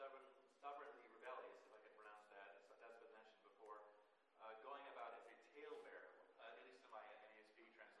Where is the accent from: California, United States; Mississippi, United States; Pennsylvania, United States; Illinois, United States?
Illinois, United States; Chicago; I'm from the Chicago area